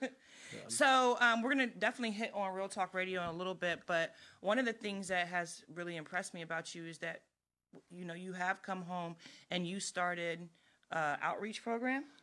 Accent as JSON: {"language": "English", "town": "Woodbridge", "region": "Virginia", "country": "United States", "tie": "born or raised there", "said": "we're both from Woodbridge, Virginia, and we actually grew up together"}